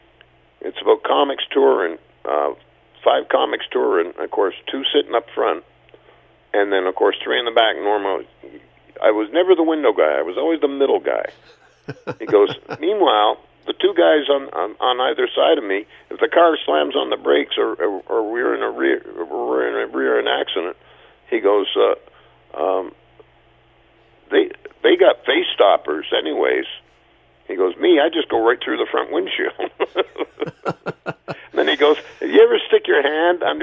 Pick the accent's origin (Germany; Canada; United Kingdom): Canada; as Canadian comics